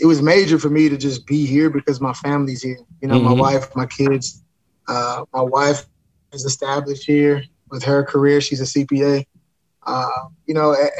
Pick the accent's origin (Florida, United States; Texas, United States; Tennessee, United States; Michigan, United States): Tennessee, United States; Alcoa; I'm from Alcoa